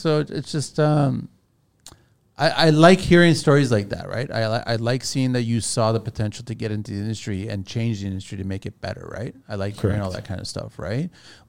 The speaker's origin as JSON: {"language": "English", "country": "France", "tie": "born there", "said": "I was born in France, but my family's Portuguese. But I've got a Portuguese passport, but the French government wouldn't give me a French passport."}